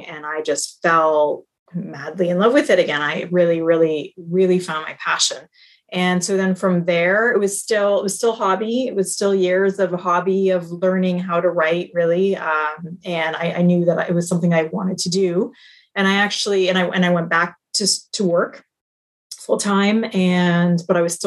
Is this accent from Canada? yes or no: yes; Canada; I'm Canadian, so I was at home for a year